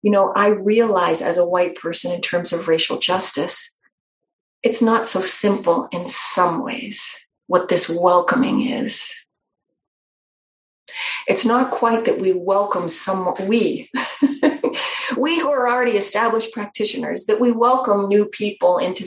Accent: New Hampshire, United States; I'm from New Hampshire, not just from New England, but from New Hampshire.

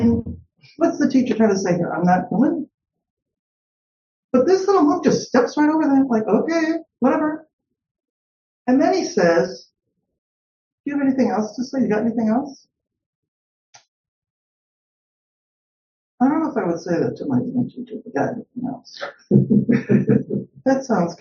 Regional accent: Chicago, Illinois, United States; I'm from Chicago.

